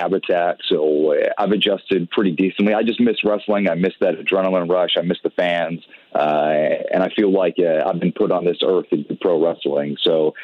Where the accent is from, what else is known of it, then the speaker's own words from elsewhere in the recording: Providence, Rhode Island, United States; I'm from Providence, Rhode Island.